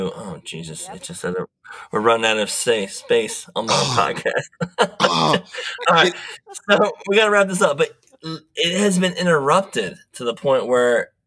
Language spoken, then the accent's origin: English; Delaware, United States; I'm come from the Mid-Atlantic, Delaware.